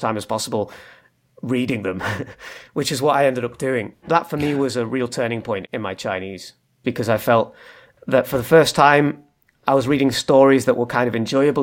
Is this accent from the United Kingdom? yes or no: yes; Manchester, North West England, United Kingdom; moved away as an adult; now in Leeds, United Kingdom; I'm from Manchester in the north of England